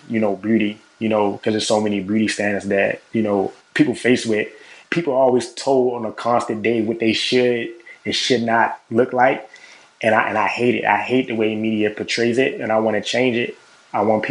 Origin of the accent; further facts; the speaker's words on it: Baltimore, Maryland, United States; I'm from Baltimore.